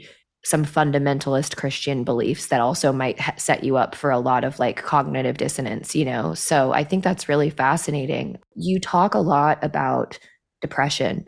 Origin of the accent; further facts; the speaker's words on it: Midwest, United States; I grew up in the Midwest